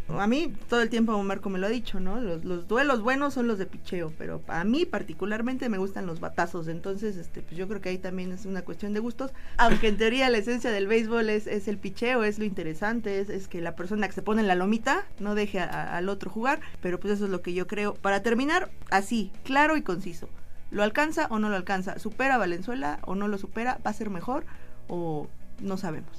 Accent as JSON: {"language": "Spanish", "country": "Mexico", "said": "en México somos los villamelones"}